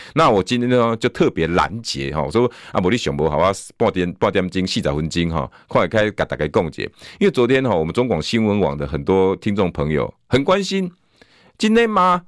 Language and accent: Chinese; Pingtung County, Taiwan; 蔡英文也是我们屏东人